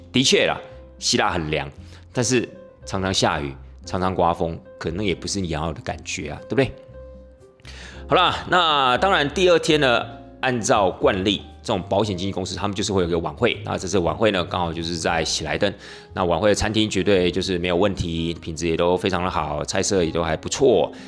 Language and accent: Chinese; Taiwan; 难道我们台湾人不能有基本的同理心吗